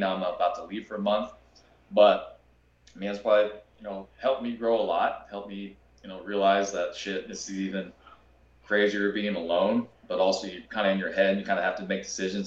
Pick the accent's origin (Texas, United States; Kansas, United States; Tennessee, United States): Kansas, United States; I grew up in Kansas